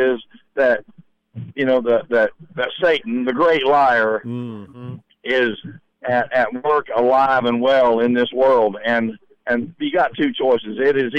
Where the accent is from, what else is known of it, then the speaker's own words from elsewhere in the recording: Central Florida, United States; I am from Central Florida, right, for lack of better words, right where Disney is at.